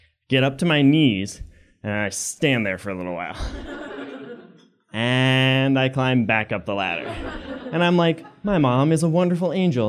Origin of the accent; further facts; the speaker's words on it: Maine, United States; I grew up in Maine, and I had a very solid childhood.